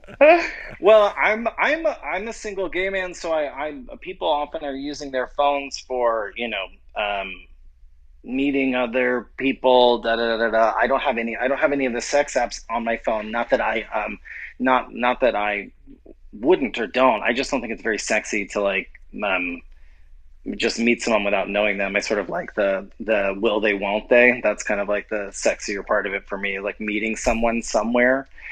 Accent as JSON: {"language": "English", "town": "New Orleans", "region": "Louisiana", "country": "United States", "said": "I'm from New Orleans"}